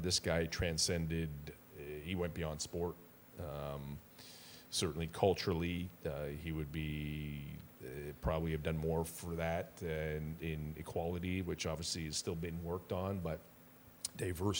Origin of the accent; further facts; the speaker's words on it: Hamilton, Ontario, Canada; we're both from Stony Creek